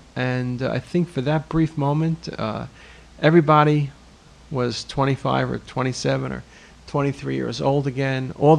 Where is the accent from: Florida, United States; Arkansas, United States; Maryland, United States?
Maryland, United States; Baltimore; I'm not an Oriole fan, but I am from Baltimore